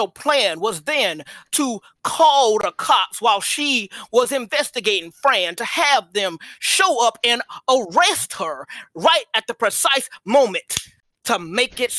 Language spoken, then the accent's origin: English; Georgia, United States; I'm from Georgia